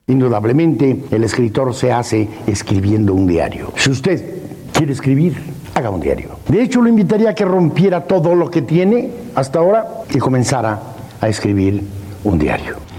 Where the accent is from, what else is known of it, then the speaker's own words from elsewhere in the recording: Mexico; Somos mexicanos